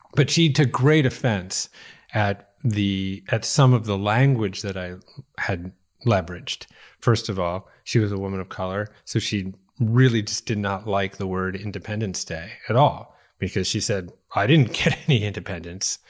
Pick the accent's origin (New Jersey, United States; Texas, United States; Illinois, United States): Illinois, United States; Chicago; I was born in Chicago, too.